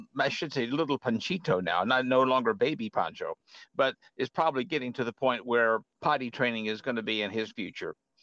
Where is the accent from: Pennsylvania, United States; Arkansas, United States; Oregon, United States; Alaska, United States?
Arkansas, United States; my hometown in Arkansas